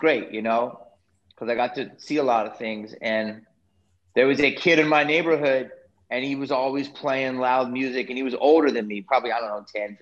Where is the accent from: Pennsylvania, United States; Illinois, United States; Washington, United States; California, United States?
Pennsylvania, United States; Philadelphia; now in Los Angeles, United States; I grew up in Philly